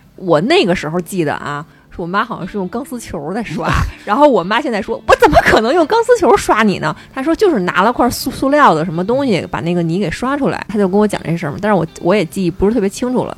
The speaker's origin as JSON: {"language": "Chinese", "area": "the North", "region": "northern China", "country": "China", "said": "咱们都是北方人"}